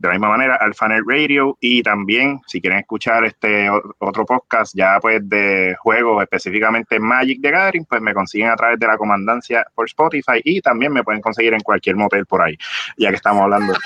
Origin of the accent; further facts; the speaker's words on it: Bayamón, Puerto Rico; yo soy de Bayamón